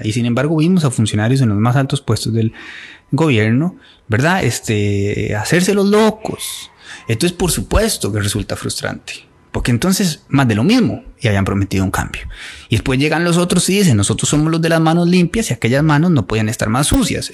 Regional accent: Costa Rica; como costarricenses

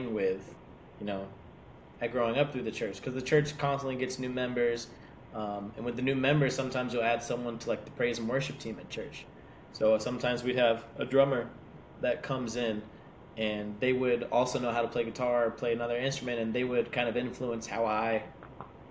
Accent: Dade City, Florida, United States; Dade City, we're about 30 minutes north of Tampa.

